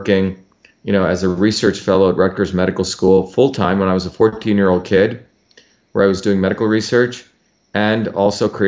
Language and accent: English; India; I grew up in India, which had a caste system as a child.